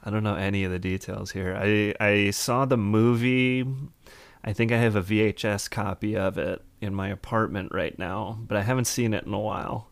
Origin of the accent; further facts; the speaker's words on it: Madison, Wisconsin, United States; I'm from, uh, Madison, a little further south.